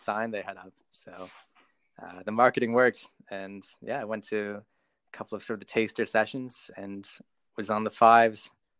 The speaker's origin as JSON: {"language": "English", "country": "Canada", "moved": "yes", "said": "Being Canadian, I've got a bit of an ice hockey background."}